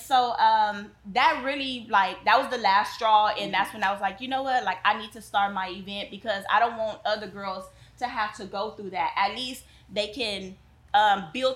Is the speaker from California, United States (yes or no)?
yes; Compton, California, United States; Growing up in Compton